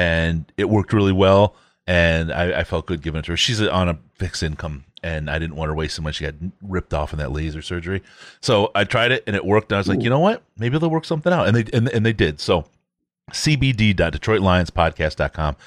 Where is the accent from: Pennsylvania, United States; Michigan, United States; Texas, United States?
Michigan, United States; moved away; When I was growing up in Michigan